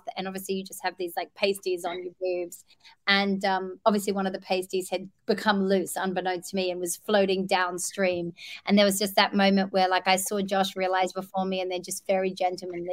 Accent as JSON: {"language": "English", "country": "Australia", "tie": "born or raised there", "moved": "yes", "said": "I grew up in Australia where we are the land of wonderful athletes"}